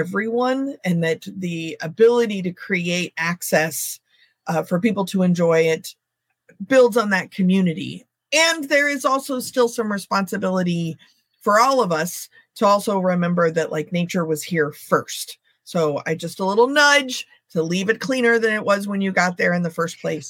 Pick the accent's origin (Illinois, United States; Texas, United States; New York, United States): Texas, United States; now in Northern California, United States; I grew up in Texas originally